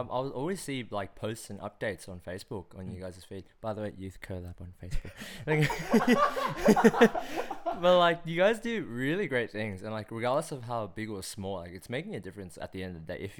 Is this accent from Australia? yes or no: yes; Australia; born or raised there